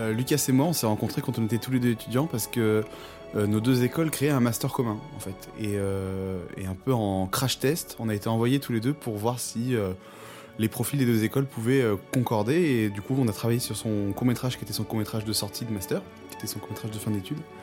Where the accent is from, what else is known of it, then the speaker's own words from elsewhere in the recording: France; on est français